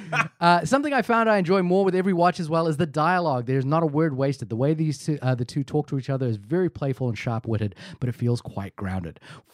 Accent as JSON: {"language": "English", "country": "New Zealand", "said": "I am a New Zealander."}